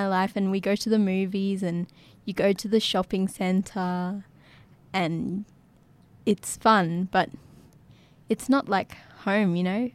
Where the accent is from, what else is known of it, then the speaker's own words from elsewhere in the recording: Yirrkala, Northern Territory, Australia; also born or lived in Darwin; growing up in Yirrkala